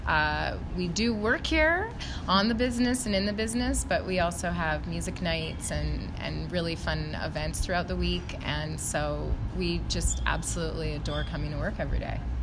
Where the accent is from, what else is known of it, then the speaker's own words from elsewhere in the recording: West Coast, Canada; also born or lived in Vancouver; now in Whistler, Canada; I was born and raised on the West Coast, so I'm a West Coast girl.